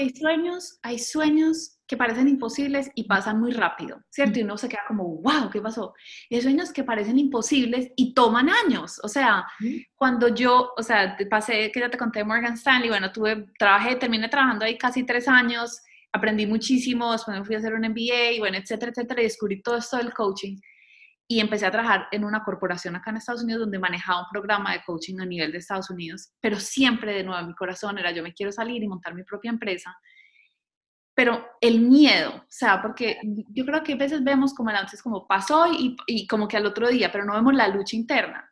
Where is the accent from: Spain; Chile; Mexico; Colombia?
Colombia; moved away as an adult; also born or lived in Bogotá; now in United States; yo crecí en Colombia